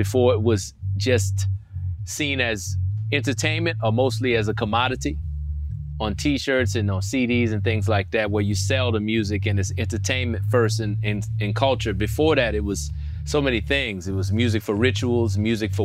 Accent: Louisiana, United States; I'm from Louisiana

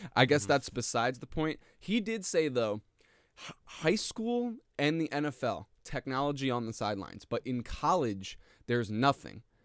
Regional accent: New Jersey, United States; I'm from New Jersey, and our high school football

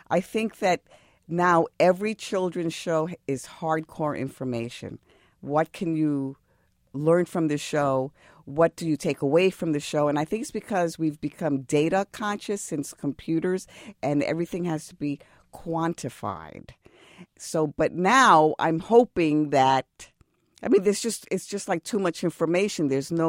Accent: Bronx, New York, United States; I was a kid from the Bronx.

